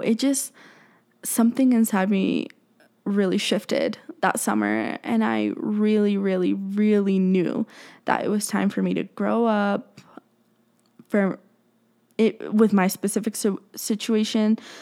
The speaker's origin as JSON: {"language": "English", "region": "Colorado", "country": "United States", "said": "I'm from Colorado"}